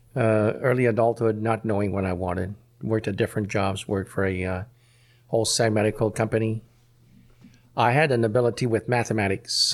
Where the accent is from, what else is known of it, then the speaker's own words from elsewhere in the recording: Montreal, Quebec, Canada; I was born in Montreal